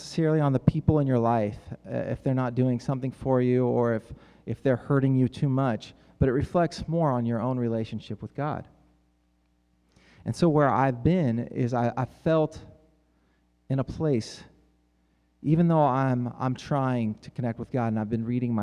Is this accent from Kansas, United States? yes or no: yes; Kansas, United States; I'm from Kansas.